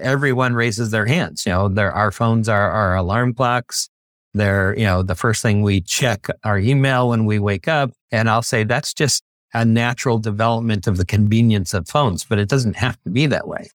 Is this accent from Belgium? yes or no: no; Bay Area, California, United States; I grew up in the Bay Area